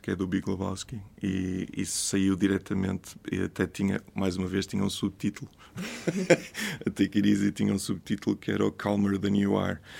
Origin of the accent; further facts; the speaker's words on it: Porto, Norte, Portugal; also born or lived in New York; sou do Porto e cresci no Porto